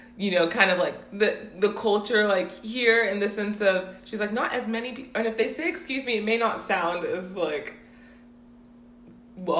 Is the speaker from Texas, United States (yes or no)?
yes; Houston, Texas, United States; also born or lived in South Carolina / North Carolina / California; I was born in South Carolina, but, and then I moved to Houston when I was, like, 6 or 7 or something